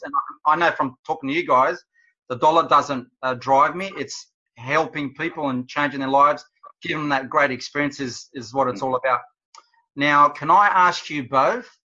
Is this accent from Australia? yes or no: yes; Wollongong, New South Wales, Australia; I'm from the Gong and Wollongong.